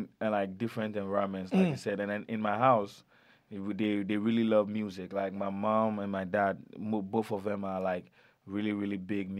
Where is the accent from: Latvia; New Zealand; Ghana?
Ghana; So, in Ghana, you know, Ghana is a very hospitable, amicable country. We encourage a lot of cultures.